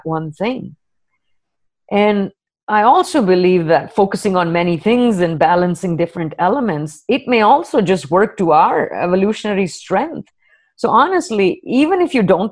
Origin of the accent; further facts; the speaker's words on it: India; moved away; an Indian woman with an accent